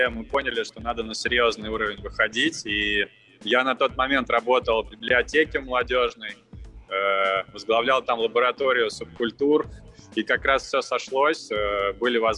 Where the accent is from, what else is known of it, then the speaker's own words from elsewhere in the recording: Moscow Oblast, Russia; now in Moscow, Russia; я э, родом из Подмосковья, э, из ближайшего, сам сейчас в Москве базируюсь